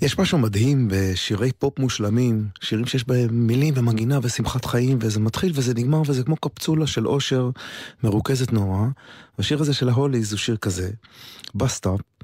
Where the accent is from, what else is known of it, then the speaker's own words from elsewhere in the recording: Israel; אני ישראלי מאוד מאוד גאה